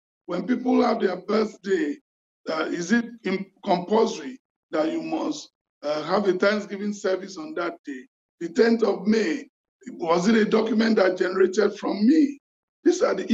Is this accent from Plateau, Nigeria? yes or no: no; Lagos, Nigeria; also born or lived in western Nigeria; I grew up in Lagos and partly in the West